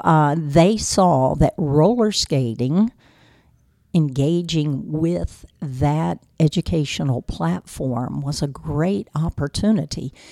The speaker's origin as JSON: {"language": "English", "town": "Rocky Mount", "region": "North Carolina", "country": "United States", "tie": "born or raised there", "said": "I was born here in Rocky Mount, and, uh, I grew up in Edgecombe County, as a matter of fact, just across the road from the skating rink"}